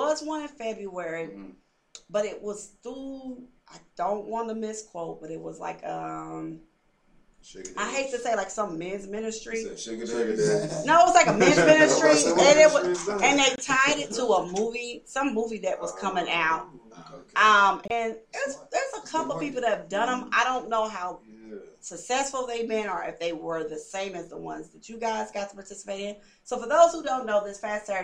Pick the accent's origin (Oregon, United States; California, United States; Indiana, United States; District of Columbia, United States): Indiana, United States; Indianapolis; moved away as an adult; now in Louisville, United States; I'm from Indianapolis